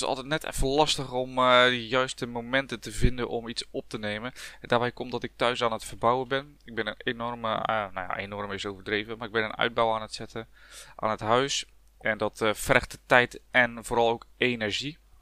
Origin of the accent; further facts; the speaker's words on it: Dordrecht, South Holland, Netherlands; Ik ben een blanke Hollander, uh, zullen jullie misschien gehoord hebben. Eh, ook letterlijk Hollander, want ik kom uit Dordrecht